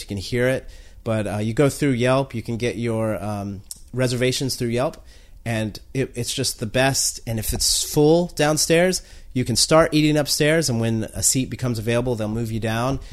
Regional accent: North Carolina, United States; now in Washington, D.C., United States; I'm from North Carolina

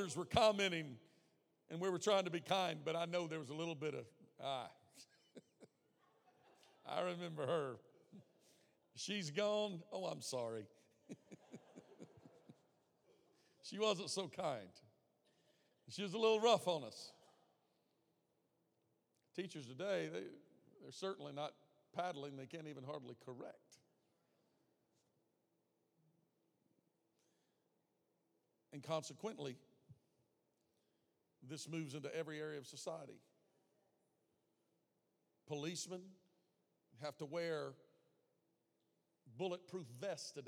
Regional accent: the South, United States; I grew up in the South

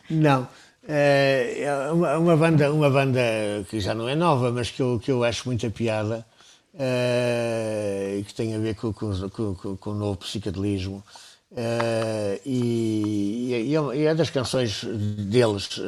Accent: Angola; born there; Ele, ele tinha sido também administrador florestal em Angola, aliás, onde eu nasci.

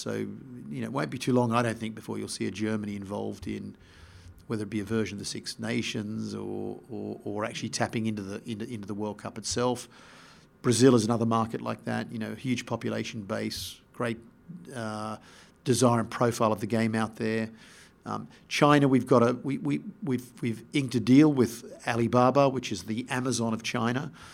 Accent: Australia; also born or lived in Sydney / Melbourne / England; I grew up in Sydney and Melbourne, Melbourne not being a rugby town, but I first started playing sport in, in, uh, Sydney

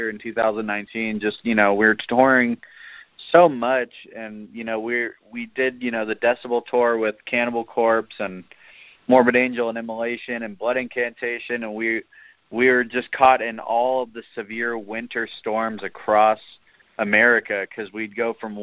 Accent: San Jose, California, United States; also born or lived in Oakland; I grew up in San Jose, which is south. It's like an hour south of Oakland and San Francisco. So I've kind of lived in the greater Bay Area my whole life.

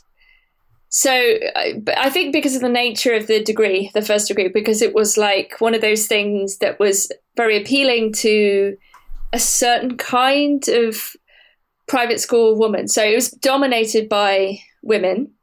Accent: Wiltshire, South West England, United Kingdom; I'm from Wiltshire

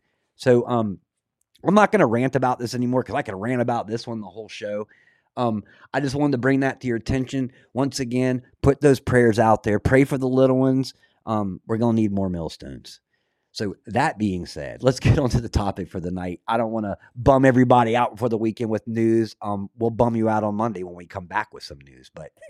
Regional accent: Scotland, United Kingdom; Being Scottish, I studied a lot of the old lore, polytheistic, monorealistic religions.

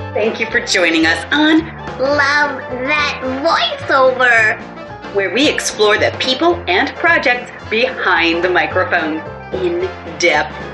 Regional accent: the Bay Area, California, United States; also born or lived in Marin County; I grew up in the Bay Area

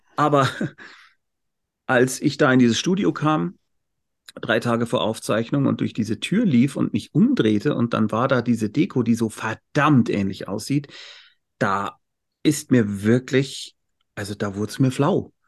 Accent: Munich, Bavaria, Germany; Ich bin Münchner

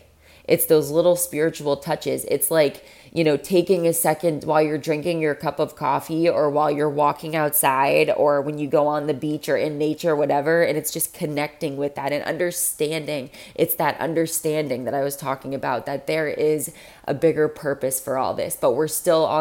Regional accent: Florida, United States; I'm from Florida.

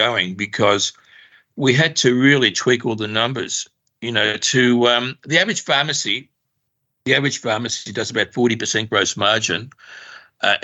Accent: Australia; also born or lived in Russia / Paris; We came to Australia when I was 2 years old, penniless.

